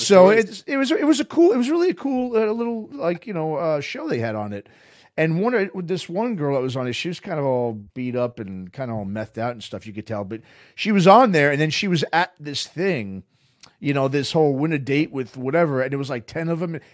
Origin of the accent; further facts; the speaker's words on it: New York, United States; I grew up in New York